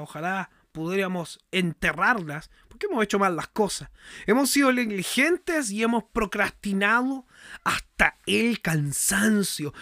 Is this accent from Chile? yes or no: yes; Chile; yo soy chileno.